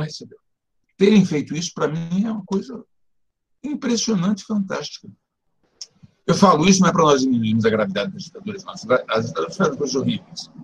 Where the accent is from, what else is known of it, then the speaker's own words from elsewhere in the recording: Natal, Rio Grande do Norte, Brazil; moved away as an adult; now in São Paulo, Brazil; Eu nasci em Natal, Rio Grande do Norte, onde eu vivi até 19 anos eu vim morar em São Paulo no início de 1970